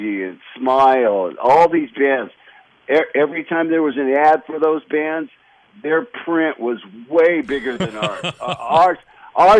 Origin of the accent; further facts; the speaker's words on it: Los Angeles, California, United States; also born or lived in Loma Linda, California; I just kind of grew up in California